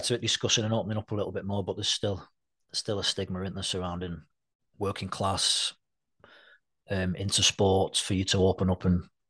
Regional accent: St Helens, North West England, United Kingdom; growing up in St. Helens

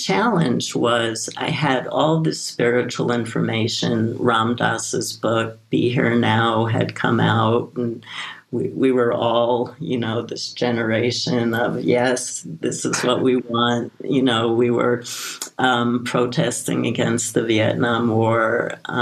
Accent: New York City, New York, United States; I grew up in Brooklyn, New York

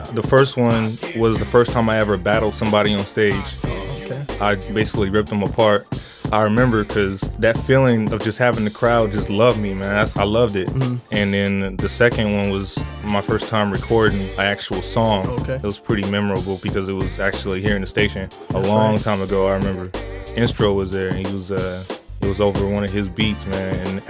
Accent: Dallas, Texas, United States; also born or lived in Milwaukee / Seattle / Los Angeles; Man, I'm from all over, man. I grew up in Dallas, Texas, man. I grew up in Milwaukee, Seattle. But my real home is here in Southern California, Los Angeles, and Pomona and the IE period, man.

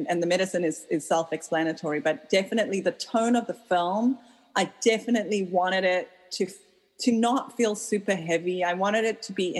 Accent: South Africa; now in United States; I grew up in South Africa where 90% of people weren't allowed to vote when I was growing up

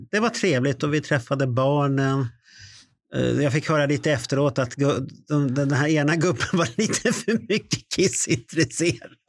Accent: Stockholm, Stockholm County, Sweden; Jag är stockholmare

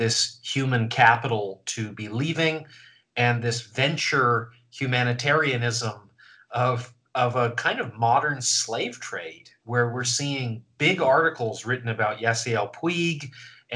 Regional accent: Vancouver, British Columbia, Canada; now in New York, United States; growing up in Vancouver, and I certainly haven't found it living in New York

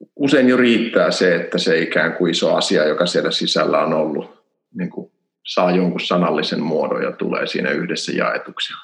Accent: Helsinki, Uusimaa, Finland; moved away as an adult; also born or lived in Turku; now in Kajaani, Finland; Mä oon Helsingistä kotoisin. Mä oon asunut siellä ensimmäiset 20 vuotta

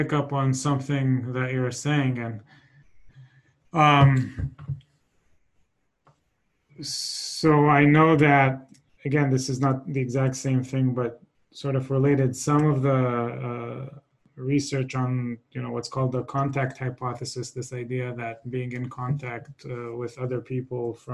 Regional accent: Israel; now in United States; I'm originally from Israel

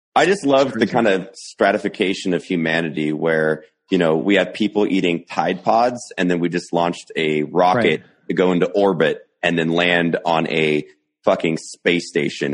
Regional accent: United States; I'm an American

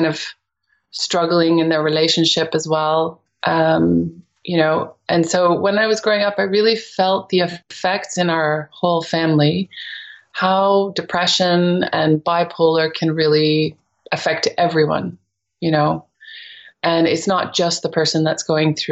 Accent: near Toronto, Ontario, Canada; moved away as an adult; also born or lived in England; now in Netherlands; when I was growing up in Canada, near Toronto

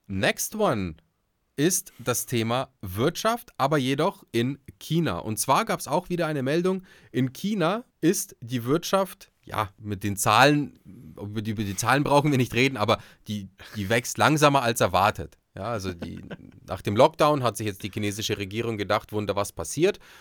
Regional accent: Bavaria, Germany; bei uns in Bayern

